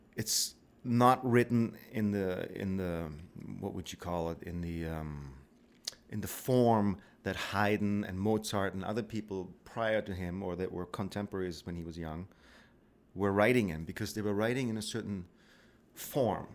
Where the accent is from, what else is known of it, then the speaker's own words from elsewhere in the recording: Black Forest, Baden-Württemberg, Germany; moved away as an adult; also born or lived in Victoria; now in Canada; I grew up in the Black Forest